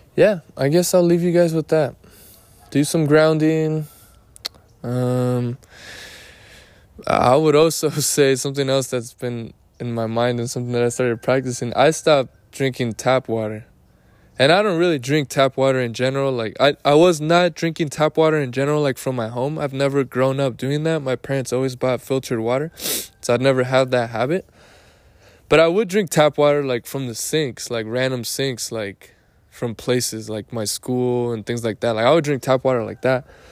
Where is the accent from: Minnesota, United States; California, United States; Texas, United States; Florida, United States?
California, United States; Lake Elsinore; I am in my hometown, which is Lake Elsinore